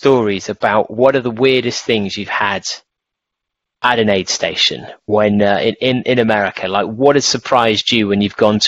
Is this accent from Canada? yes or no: no; United Kingdom; when we grew up, or even now, the number of chocolate bars you have, and like the variation of what we'd see as highly calorific foods available to you as a British shopper